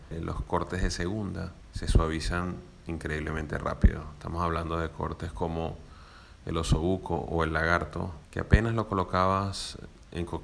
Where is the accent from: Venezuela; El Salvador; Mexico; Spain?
Venezuela; now in Argentina; nosotros como venezolanos